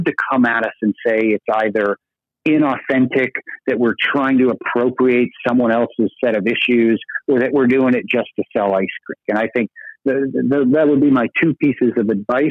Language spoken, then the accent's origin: English; Burlington, Vermont, United States; in my hometown of Burlington, Vermont